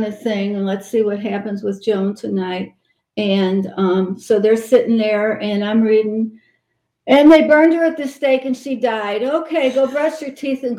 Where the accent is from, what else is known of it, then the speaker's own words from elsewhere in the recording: St. Louis, Missouri, United States; now in Georgia, United States; I'm from St. Louis